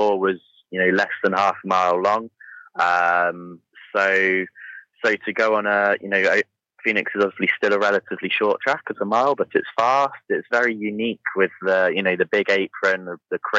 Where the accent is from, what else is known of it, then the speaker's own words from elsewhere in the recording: United Kingdom; even coming from the UK